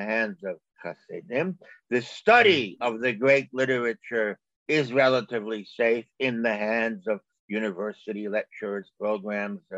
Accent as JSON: {"language": "English", "town": "New York City", "region": "New York", "country": "United States", "tie": "born or raised there", "moved": "as an adult", "lives_now": "Vilnius, Lithuania", "said": "I was born in 1956 and grew up on 55th Street in Borough Park in Brooklyn"}